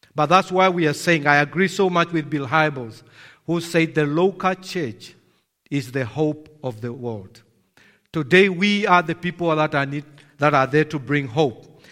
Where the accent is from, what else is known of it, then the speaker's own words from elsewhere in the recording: Namibia; I'm from Namibia